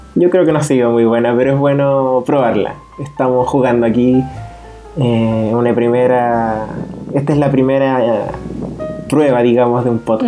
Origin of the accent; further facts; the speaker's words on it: Chile; Nosotros somos oriundos de Chile